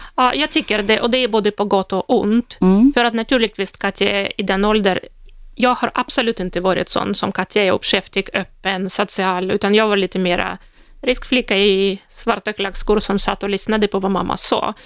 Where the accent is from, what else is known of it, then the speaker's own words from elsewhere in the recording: Russia; Swedish is a second language; moved away as an adult; now in Sweden; i Ryssland, där, där jag kommer ifrån